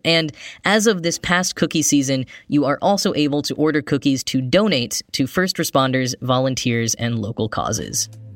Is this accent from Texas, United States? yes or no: yes; Grapevine, Texas, United States; now in New York, United States; I grew up in a town called Grapevine, Texas